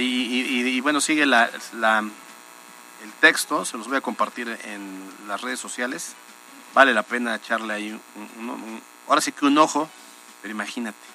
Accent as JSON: {"language": "Spanish", "region": "Puebla", "country": "Mexico", "said": "como, poblanos"}